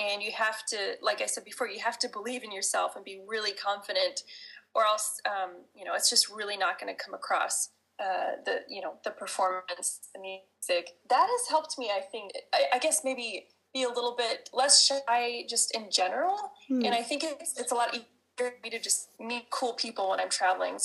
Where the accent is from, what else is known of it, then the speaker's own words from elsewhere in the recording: United States; being an American